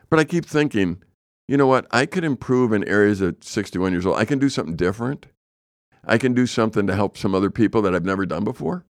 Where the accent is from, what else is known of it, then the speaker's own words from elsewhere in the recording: Chicago, Illinois, United States; moved away; I grew up in Chicago